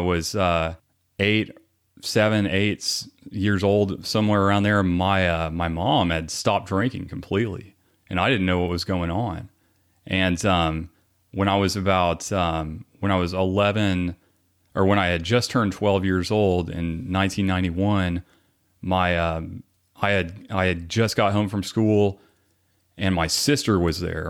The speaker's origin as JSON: {"language": "English", "town": "Garland", "region": "Texas", "country": "United States", "tie": "born or raised there", "said": "I was born here in the Dallas area. So, um, we grew up, I grew up in Garland"}